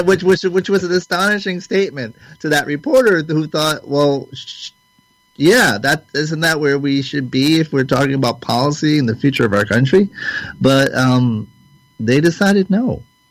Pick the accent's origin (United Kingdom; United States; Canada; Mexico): Canada; as a Canadian, as an outsider, Americans are puzzled by this election